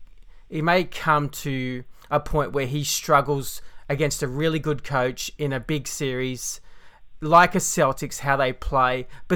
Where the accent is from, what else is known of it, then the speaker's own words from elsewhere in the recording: Melbourne, Victoria, Australia; I understand I'm from Melbourne and we obviously would have a bias